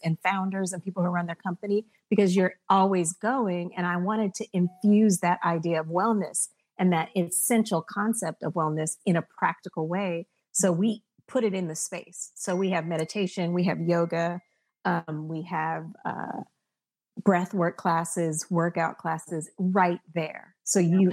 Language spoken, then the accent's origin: English; Berkeley, California, United States; I'm from Berkeley